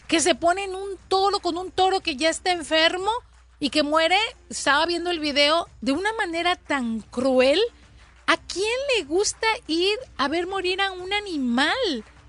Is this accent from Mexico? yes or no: yes; Colima, Mexico; now in California, United States; Yo de pequeña, de pequeña en Colima